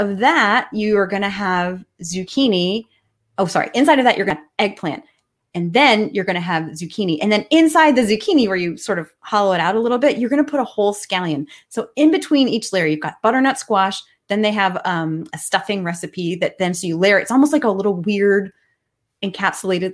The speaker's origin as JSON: {"language": "English", "town": "McLean", "region": "Virginia", "country": "United States", "tie": "born or raised there", "said": "I grew up in McLean"}